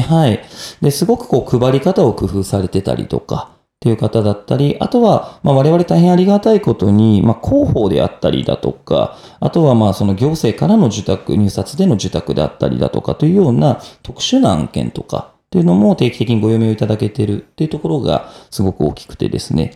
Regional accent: Minamiboso, Chiba, Japan; 一番本当に千葉県の下のところにある南房総市の白浜町っていうところ出身になってます

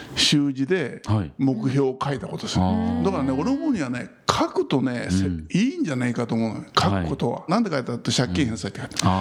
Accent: Minobu, Yamanashi, Japan; moved away as an adult; 身延というところで生まれ育って、高校までそこで過ごしまして

